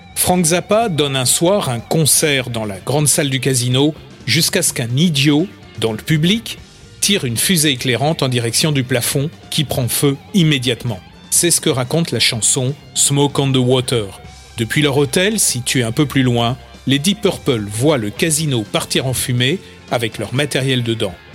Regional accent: Châtillon, France; chez nous à Châtillon

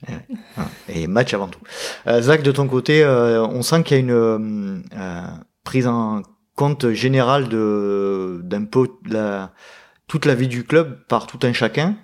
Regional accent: Aix-en-Provence, Provence-Alpes-Côte d'Azur, France; je suis breton d'origine, mais de mes parents. Moi, je suis né, je suis né ici, hein, je suis né à Aix-en-Provence

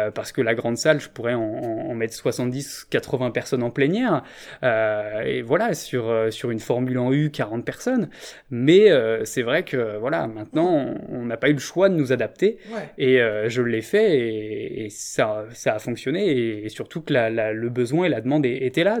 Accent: Rennes, Brittany, France; moved away; also born or lived in Paris region / Montreal; ma ville natale, Rennes

